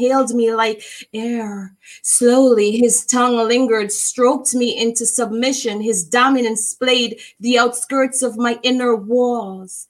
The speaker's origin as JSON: {"language": "English", "country": "Jamaica", "said": "I am from Jamaica. I am from the islands. I love my country"}